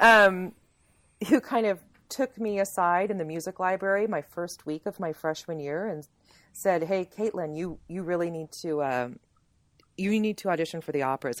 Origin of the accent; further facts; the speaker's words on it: Sterling, United States; moved away as an adult; we moved back to where I grew up here in Sterling